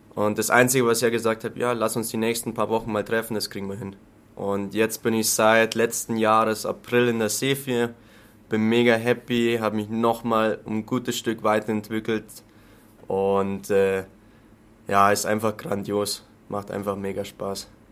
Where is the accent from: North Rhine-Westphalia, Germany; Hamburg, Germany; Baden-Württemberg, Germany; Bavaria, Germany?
Bavaria, Germany; near Landshut, Lower; accent: Lower Bavarian; now in Munich, Germany; Ich komme aus der Nähe von Landshut, aus dem schönen Niederbayern. Was man manchmal in meinem Dialekt vielleicht auch durchblitzen hört.